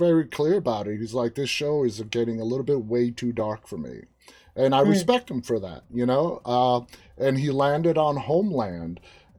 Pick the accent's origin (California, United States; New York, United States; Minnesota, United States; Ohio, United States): New York, United States; New York City; now in outside Washington, D.C., United States; I was born and raised in Queens.